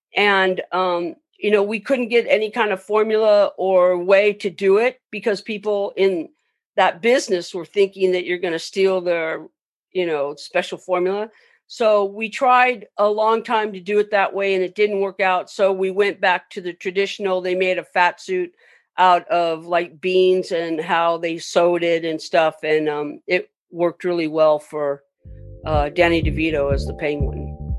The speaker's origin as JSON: {"language": "English", "town": "Long Beach", "region": "California", "country": "United States", "tie": "born or raised there", "said": "I grew up in Long Beach"}